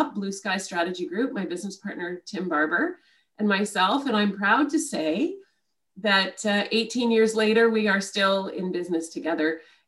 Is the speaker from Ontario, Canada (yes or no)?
yes; Ottawa, Ontario, Canada; I grew up in Ottawa